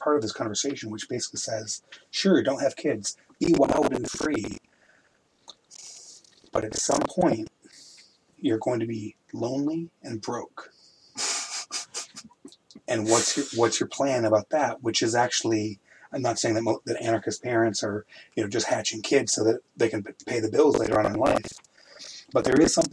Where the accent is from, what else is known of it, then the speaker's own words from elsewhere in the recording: Midwest, United States; When I was a teenager, I grew up in the Midwest